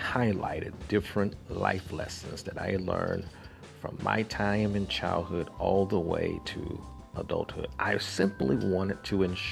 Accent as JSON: {"language": "English", "town": "Montgomery", "region": "Alabama", "country": "United States", "tie": "born or raised there", "also_born_or_lived": "Tuskegee, Alabama", "said": "I was born in Tuskegee, Alabama, not because that's where we live. We actually lived in Montgomery, Alabama, about 30 to 40 miles away."}